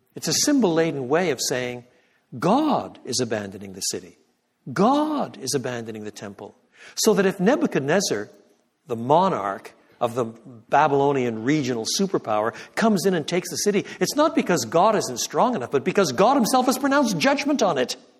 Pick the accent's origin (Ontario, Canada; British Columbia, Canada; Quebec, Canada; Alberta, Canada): Quebec, Canada; moved away; I was born in Canada. I was brought up in French Canada